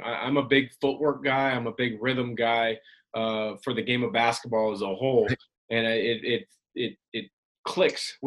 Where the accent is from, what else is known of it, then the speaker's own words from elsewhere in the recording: Portland, Oregon, United States; also born or lived in Vancouver, Washington; when I was a kid growing up in the Portland area with the Blazers